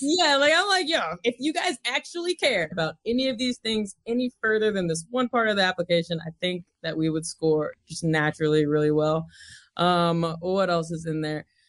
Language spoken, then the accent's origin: English; Mount Juliet, Tennessee, United States; accent: twang; moved away as an adult; also born or lived in Nashville, Tennessee / California; I grew up in Mount Juliet, which is about twenty-five miles outside of Nashville, Tennessee